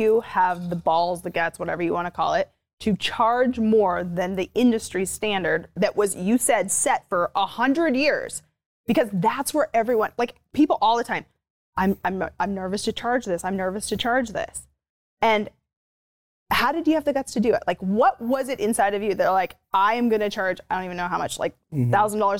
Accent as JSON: {"language": "English", "country": "Canada", "moved": "yes", "lives_now": "United States", "said": "Originally from Canada"}